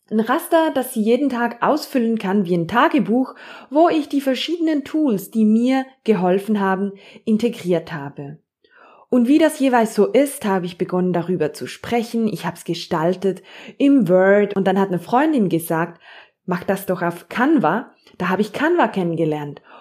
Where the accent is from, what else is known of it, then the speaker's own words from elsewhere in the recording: Zurich, Switzerland; ich bin 33-jährig und ich komme aus Zürich.